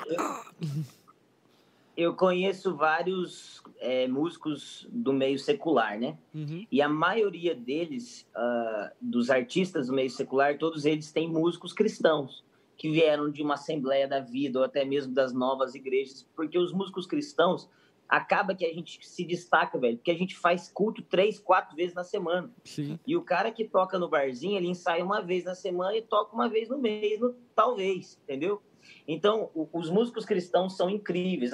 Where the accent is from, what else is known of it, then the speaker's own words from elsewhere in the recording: Brazil; eu sou brasileiro